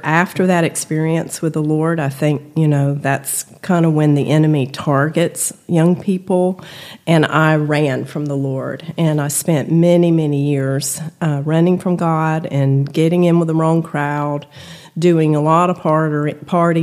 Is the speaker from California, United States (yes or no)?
no; South Georgia, United States; I grew up in the Methodist Church in South Georgia